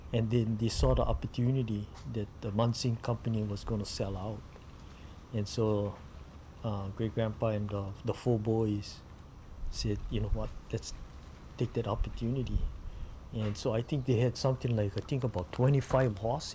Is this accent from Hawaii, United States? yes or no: yes; Hanalei, Hawaii, United States; when I was growing up in Hanalei